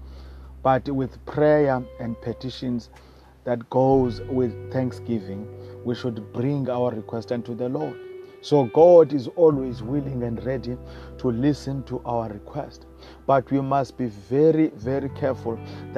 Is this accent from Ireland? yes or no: no; South Africa; I come from South Africa